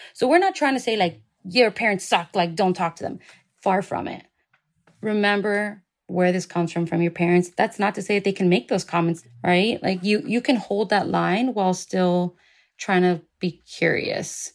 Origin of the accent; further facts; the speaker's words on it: Miami, Florida, United States; I was born and raised in Miami